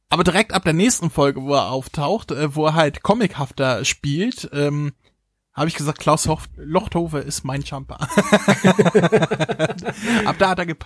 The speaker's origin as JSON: {"language": "German", "region": "Carinthia", "country": "Austria", "tie": "born or raised there", "said": "Kärntenblut, die kommt aus meiner Heimat."}